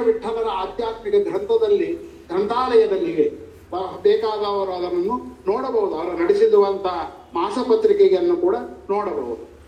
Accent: Kowthalam, Andhra Pradesh, India; also born or lived in Sirwar, Karnataka; ನಮ್ಮ ಕೋತಾ ಗ್ರಾಮದಲ್ಲಿ

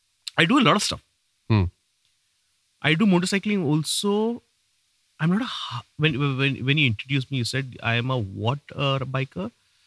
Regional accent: Saudi Arabia; Dude, I was raised in Saudi. I have never seen a bike in my life.

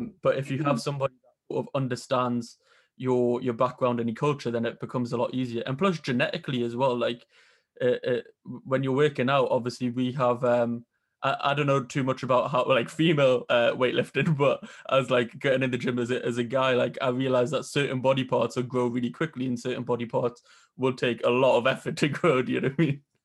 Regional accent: Newcastle upon Tyne, North East England, United Kingdom; I'm from Newcastle

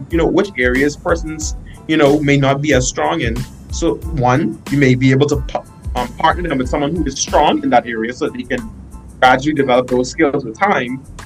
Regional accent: Bahamas; moved away as an adult; now in North Dakota, United States; I'm from the Caribbean, hot climate

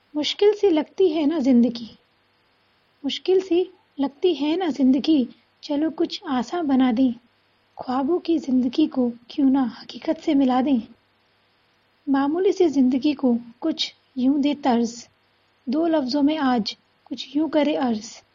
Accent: Dharuhera, Haryana, India; मैं धारूड़ा हरियाणा की निवासी हूँ

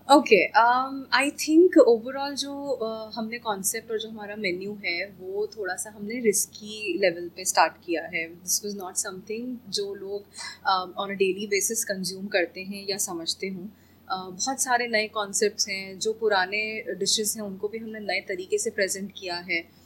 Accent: Bhopal, Madhya Pradesh, India; Bhopal I I love the city मैं यहीं से हूँ

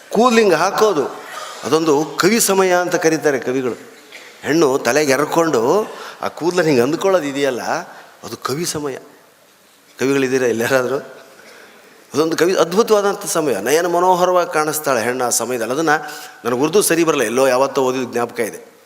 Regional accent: North Karnataka, India; now in Bangalore, India; ಬೆಂಗಳೂರು ಅರ್ಧ ನಮ್ಮ ಉತ್ತರ ಕರ್ನಾಟಕನೇ ನಾವಿರೋ ಏರಿಯಾ ಅಂತೂ ಬರೀ ಉತ್ತರ ಕರ್ನಾಟಕದವರೇ

